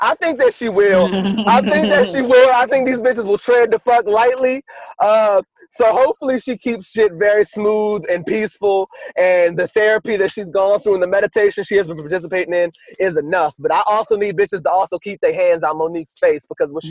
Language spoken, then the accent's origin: English; the South, United States; I didn't grow up like that. I'm from the South. We speak quietly and we lead with love